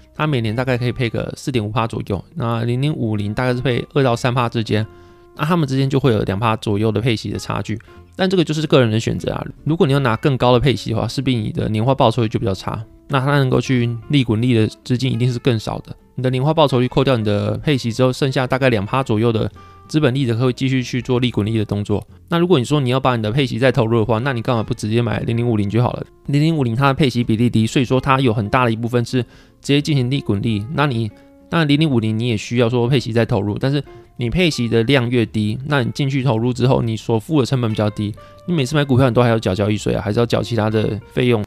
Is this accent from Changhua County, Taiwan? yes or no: no; Pingtung County, Taiwan; 我屏东人嘛，那我屏东人到台南或到其他地方读书的时候